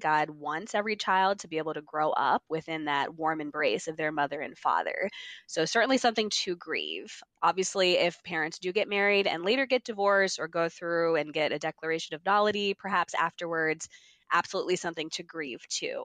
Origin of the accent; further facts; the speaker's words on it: Mechanicsburg, Pennsylvania, United States; moved away as an adult; also born or lived in Philadelphia, United States; now in Maryland, United States; I'm from Mechanicsburg, Pennsylvania, grew up there